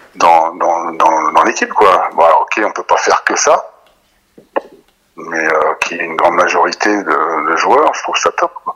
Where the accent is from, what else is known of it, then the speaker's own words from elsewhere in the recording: the West, western France, France; Moi, je suis originaire de l'Ouest.